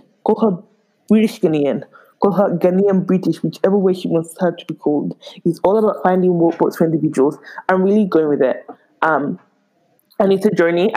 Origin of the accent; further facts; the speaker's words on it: Spain; moved away; I was really born and raised in Spain, but all the way roots in Nigeria